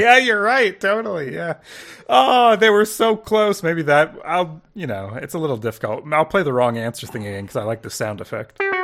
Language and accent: English; Canada; I'm from Canada. You know, up here